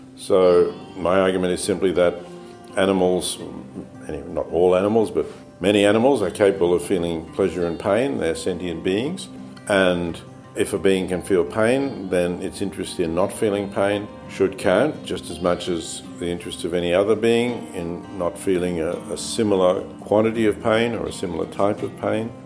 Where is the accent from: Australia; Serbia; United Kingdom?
Australia; I was born in Australia